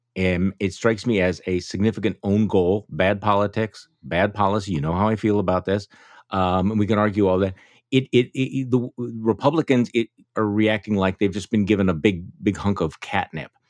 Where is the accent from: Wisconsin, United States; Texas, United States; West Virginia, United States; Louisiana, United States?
Wisconsin, United States; My home state